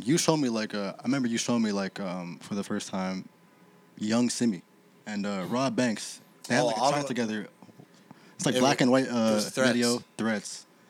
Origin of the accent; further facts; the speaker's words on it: Toronto, Ontario, Canada; they had no idea that I was from Toronto at all